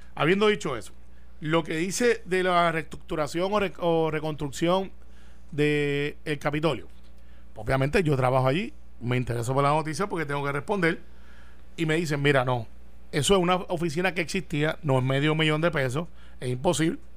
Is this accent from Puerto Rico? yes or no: yes; Humacao, Puerto Rico; por Humacao, por mi pueblo